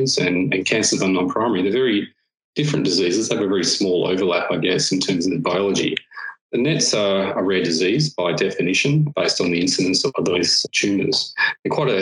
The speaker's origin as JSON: {"language": "English", "region": "Western Australia", "country": "Australia", "tie": "born or raised there", "also_born_or_lived": "London", "moved": "as an adult", "lives_now": "Melbourne, Australia", "said": "I grew up in Western Australia and in fact on a farm."}